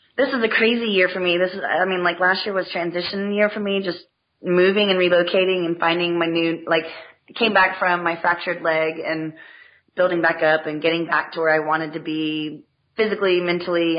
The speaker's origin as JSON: {"language": "English", "region": "Texas", "country": "United States", "also_born_or_lived": "Ohio", "moved": "yes", "said": "I'm a Texan."}